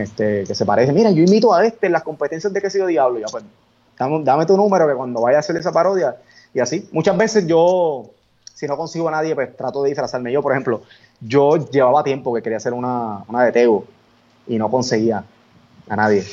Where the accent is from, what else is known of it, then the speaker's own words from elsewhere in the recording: Coamo, Puerto Rico; un pequeño estudio que tengo en el pueblo de mi, en el pueblo, en Cuamo